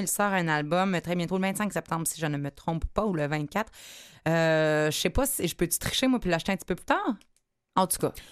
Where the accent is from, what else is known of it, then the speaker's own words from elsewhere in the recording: Quebec City, Quebec, Canada; now in Montreal, Canada; je viens de Québec